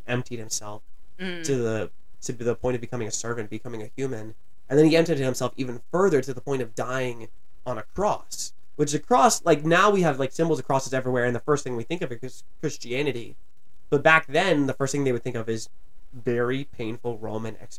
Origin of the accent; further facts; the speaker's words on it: Virginia, United States; moved away as an adult; also born or lived in New Jersey; I'm from Virginia originally, and this school was in New Jersey